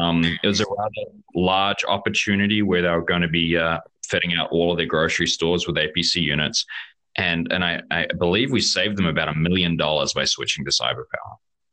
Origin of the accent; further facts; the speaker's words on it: California, United States; accent: New Zealand; also born or lived in New Zealand; I'm originally California. You probably won't believe it with my accent, but I spend a bit of time.